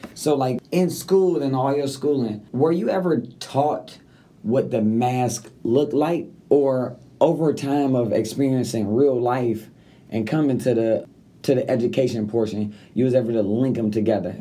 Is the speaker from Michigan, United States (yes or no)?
yes; Detroit, Michigan, United States; I come from Detroit